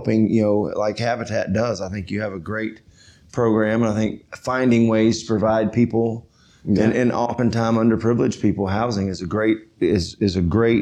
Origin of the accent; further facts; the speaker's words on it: College Station, Texas, United States; also born or lived in Katy, Texas / Midland, Texas; I grew up here in District 12. My wife and I both did. I was born and raised here